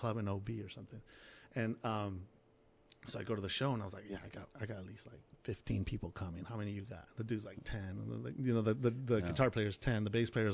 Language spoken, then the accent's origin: English; Tijuana, Baja California, Mexico; I was born in Tijuana, and my grandfather was a musician, and My earliest memories was hanging out with him